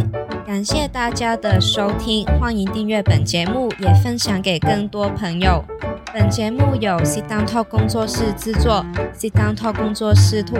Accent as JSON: {"language": "Chinese", "country": "Hong Kong", "said": "作为香港人，真的要珍惜每个每次可以投票的机会，因为你不知道那是不是你最后一次投票。"}